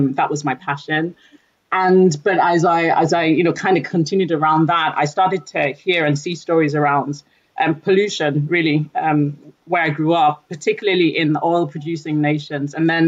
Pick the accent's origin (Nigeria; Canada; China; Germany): Nigeria; also born or lived in United Kingdom; So I'm originally from Nigeria. I've lived approximately half of my life in the UK, half of my life in Nigeria